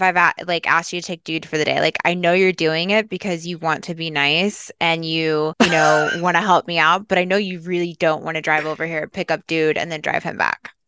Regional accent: Midwest, United States; now in Los Angeles, United States; I'm from the Midwest

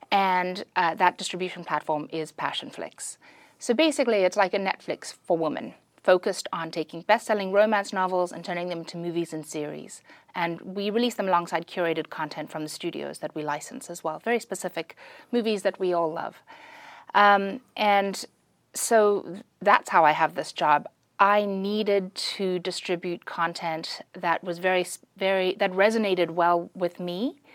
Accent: South Africa; moved away; also born or lived in Pretoria / Durban / Bloemfontein / Johannesburg; I'm from South Africa. I was born in Pretoria.

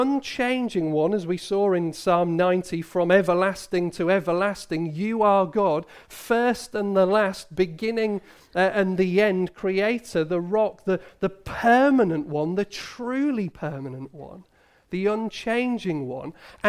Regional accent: Hull, Yorkshire and the Humber, United Kingdom; My brother had the privilege of meeting the Queen. He was a young lad. We grew up in Hull.

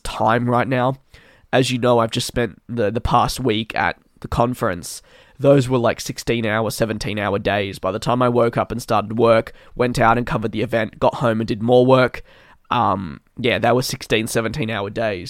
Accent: Melbourne, Victoria, Australia; it is in my hometown

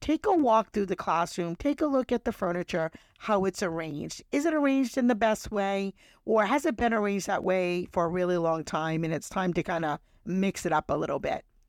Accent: New England, United States; I'm from New England

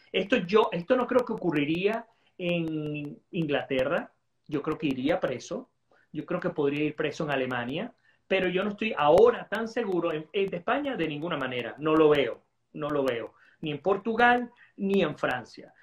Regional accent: Venezuela; como venezolano

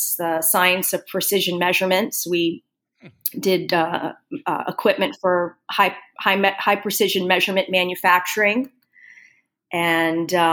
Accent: Florida, United States; moved away as an adult; also born or lived in Ohio; now in Portland, United States; growing up in Florida

